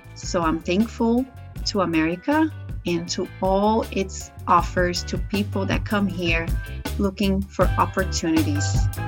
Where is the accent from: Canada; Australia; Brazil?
Brazil; English is a second language; moved away as an adult; now in United States; Since I was a little girl growing up in Brazil